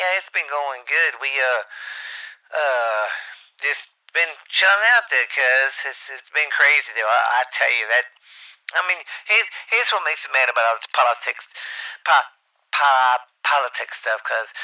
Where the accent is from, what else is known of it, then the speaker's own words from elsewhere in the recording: the South, United States; I'm from the South, and we was Democrats for a long time